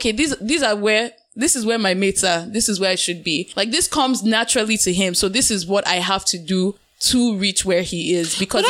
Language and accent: English; Nigeria; now in Canada; as a Nigerian in the diaspora